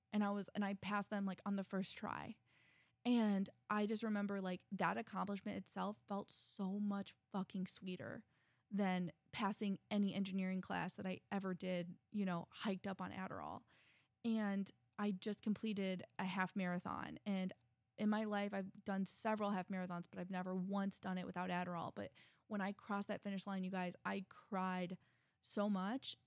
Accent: Midwest, United States; I'm a girl from the Midwest.

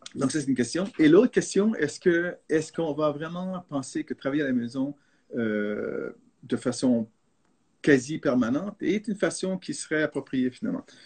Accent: Canada; first language French; now in San Francisco, United States; je suis canadien d'origine et puis le français c'est ma langue maternelle

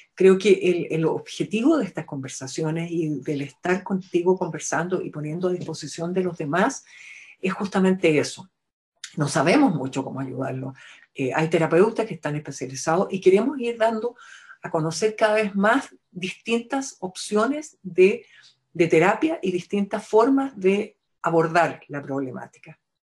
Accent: Chile; somos fonoaudiólogas chilenas

